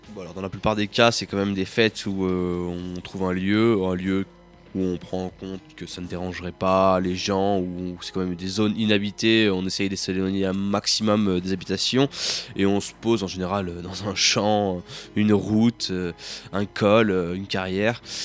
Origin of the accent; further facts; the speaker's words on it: Grenoble, Auvergne-Rhône-Alpes, France; je viens de Grenoble